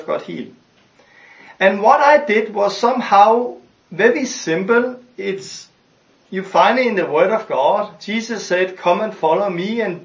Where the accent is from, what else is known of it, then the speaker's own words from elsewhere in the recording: Denmark; I'm from Denmark